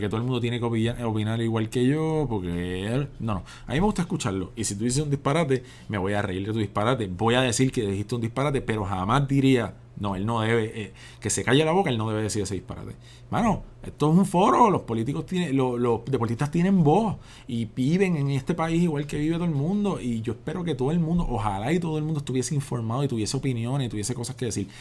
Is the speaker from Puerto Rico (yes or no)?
yes; Puerto Rico; soy un puertorriqueño que se crió en el barrio Pájaro